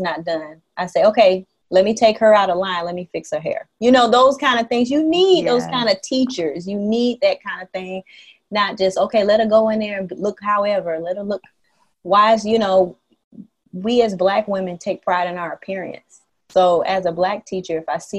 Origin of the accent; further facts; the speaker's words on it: the South, United States; moved away as an adult; now in Haiti; growing up in the South